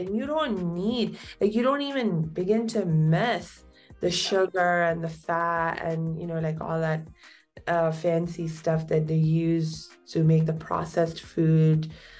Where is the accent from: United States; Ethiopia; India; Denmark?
India; being Indian